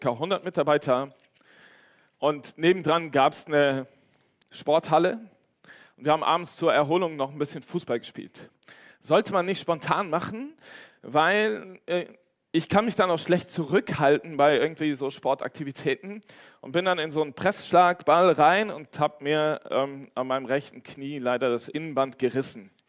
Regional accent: Cologne, North Rhine-Westphalia, Germany; now in Westerwald, Germany; Ich bin extra von Köln in den Westerwald gezogen und habe meine Heimat verlassen, damit ich diesen Bus fahren kann

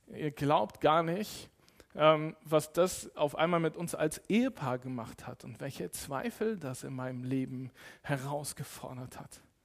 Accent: Cologne, North Rhine-Westphalia, Germany; ich bin in Köln groß geworden

